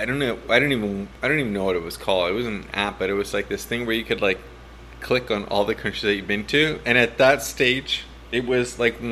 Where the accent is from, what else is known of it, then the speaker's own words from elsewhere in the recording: Canada; moved away as an adult; I work overseas, and I get a chance to come back to Canada maybe once a year, twice if I'm super lucky.